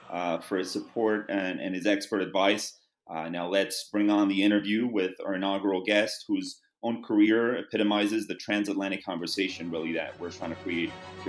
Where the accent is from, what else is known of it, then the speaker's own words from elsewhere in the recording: Spain; moved away as an adult; now in Paris, France; I'm a freelancer, born and raised in Spain.